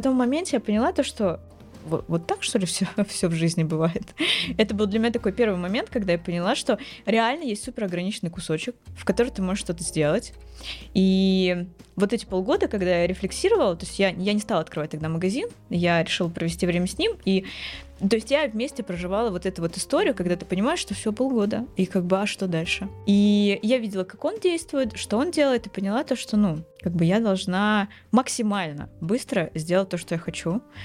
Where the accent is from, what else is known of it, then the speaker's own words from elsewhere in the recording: Dmitrov, Moscow Oblast, Russia; Я не из Москвы, я из Дмитрова, это Подмосковье, не супер далеко